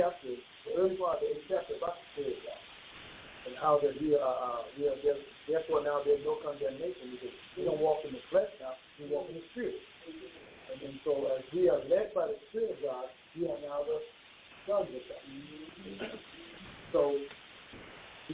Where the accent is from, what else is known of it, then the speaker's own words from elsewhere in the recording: Bahamas; moved away; when I grew up in the Bahamas, there was certain dress codes you had on Sunday